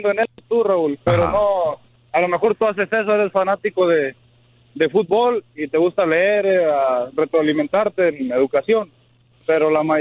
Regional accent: Mexico; nosotros como mexicanos

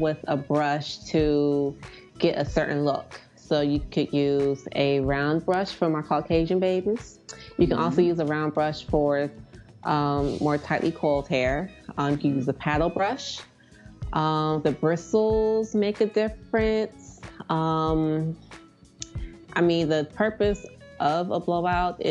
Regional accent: near Philadelphia, Pennsylvania, United States; I grew up near Philly

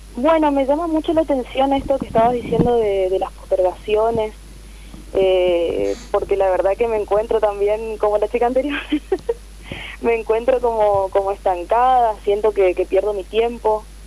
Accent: Resistencia, Chaco, Argentina; Soy de Chaco, Resistencia

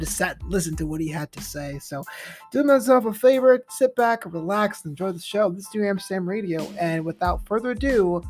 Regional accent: New York City, New York, United States; I am a public school kid, and I am a proud product of the public school system back in my hometown of Brooklyn, New York.

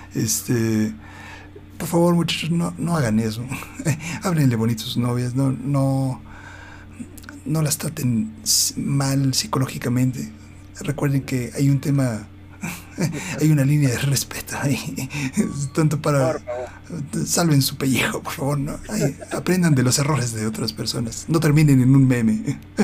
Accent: Mexico

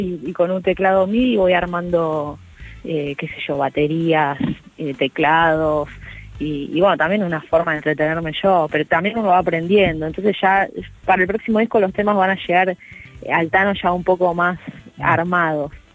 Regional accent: Rosario, Santa Fe, Argentina; now in Castelar, Argentina; la raíz mía, que, siempre generalmente hablo del río, ¿no? algo muy característico de Rosario

